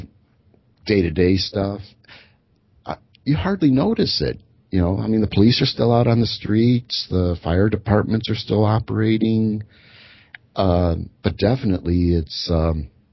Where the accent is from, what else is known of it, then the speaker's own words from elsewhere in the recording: Chicago, Illinois, United States; I'm from Chicago